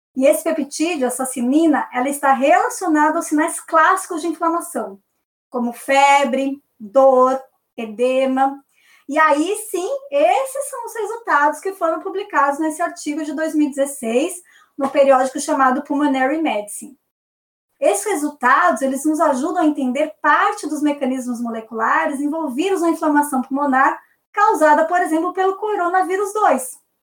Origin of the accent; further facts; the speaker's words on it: Brazil; a gente é brasileiro